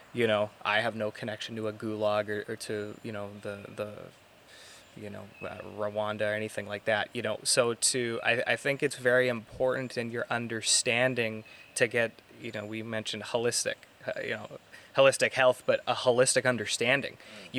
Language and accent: English; Canada; I'm a Canadian